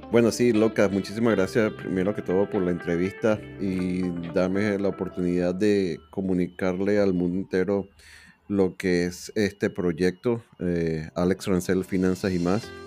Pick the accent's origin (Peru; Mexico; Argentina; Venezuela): Venezuela; moved away as an adult; also born or lived in Miami, United States / Liberty Hill, Texas; now in United States; hablo de venezolanos porque es con quien me identifico más por ser venezolano